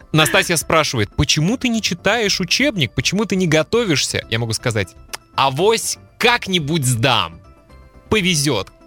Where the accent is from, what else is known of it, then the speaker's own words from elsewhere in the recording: Kaliningrad, Kaliningrad Oblast, Russia; В городе, в котором я родился и жил, в Калининграде – была в 90-е на телевидении программа, которая так и называлась «Беспредел».